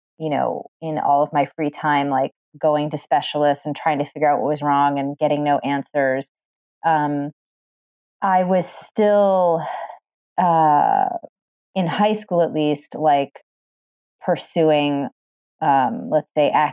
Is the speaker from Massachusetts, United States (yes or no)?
yes; Massachusetts, United States; I grew up in Massachusetts